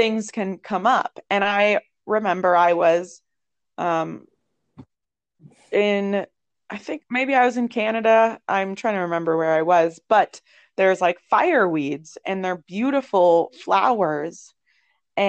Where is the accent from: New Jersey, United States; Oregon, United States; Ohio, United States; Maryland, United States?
Ohio, United States; moved away; I'm from Ohio. It's like gloomy town up there